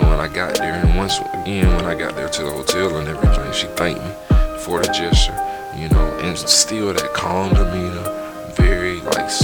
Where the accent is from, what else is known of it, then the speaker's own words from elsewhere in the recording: Southeast, United States; moved away as an adult; also born or lived in Georgia / Midwest; growing up in the Southeast